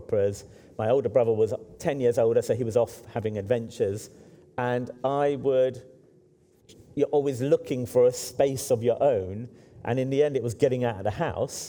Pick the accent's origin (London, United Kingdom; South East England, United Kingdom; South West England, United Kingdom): London, United Kingdom; I grew up in Hackney, which is now very kind of cool and wealthy.